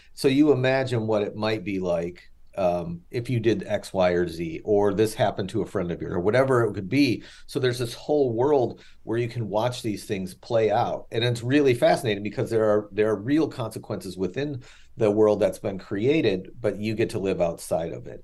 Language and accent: English; Chicago, Illinois, United States; I'm from Chicago